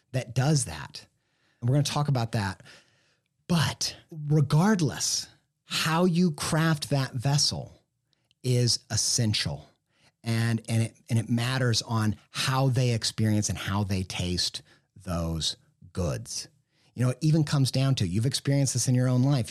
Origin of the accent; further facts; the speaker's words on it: Midwest, United States; I grew up in the Midwest